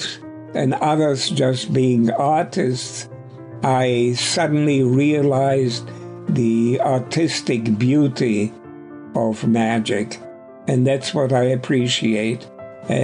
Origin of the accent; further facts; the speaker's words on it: Berlin, Germany; now in United States; I was born in Germany, in Berlin